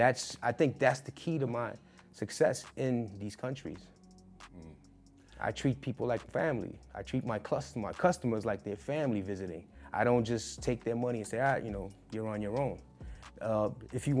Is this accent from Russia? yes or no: no; New York City, New York, United States; And I'm from Brooklyn. I grew up in the hip hop era